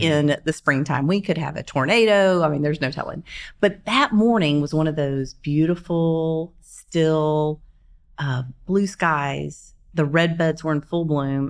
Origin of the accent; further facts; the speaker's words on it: Shreveport, Louisiana, United States; moved away as an adult; now in Oklahoma City, United States; Born and raised in Shreveport, Louisiana